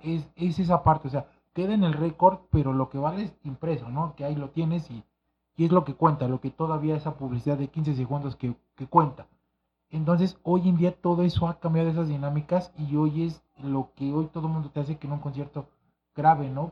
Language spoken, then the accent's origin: Spanish; Mexico City, Mexico; yo crecí en Santa María de la Ribera